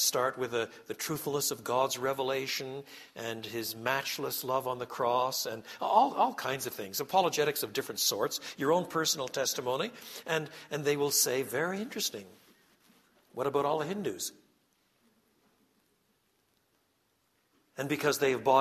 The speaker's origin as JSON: {"language": "English", "region": "Quebec", "country": "Canada", "tie": "born or raised there", "moved": "yes", "said": "I was brought up in French Canada"}